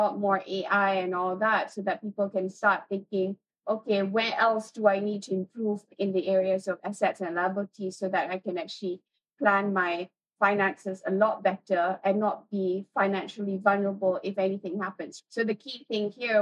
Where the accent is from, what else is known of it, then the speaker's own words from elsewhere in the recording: Malaysia; being Malaysian